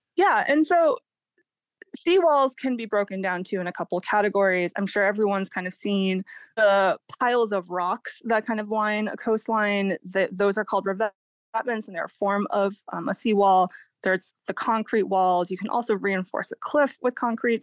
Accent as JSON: {"language": "English", "region": "Massachusetts", "country": "United States", "tie": "born or raised there", "moved": "yes", "lives_now": "California, United States", "said": "I grew up in Massachusetts, kind of the private beaches of New England."}